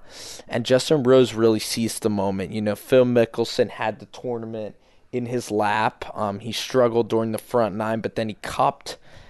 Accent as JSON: {"language": "English", "country": "United Kingdom", "said": "I'm from the United Kingdom."}